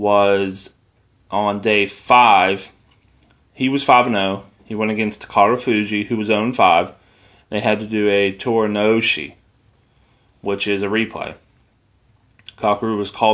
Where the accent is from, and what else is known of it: United States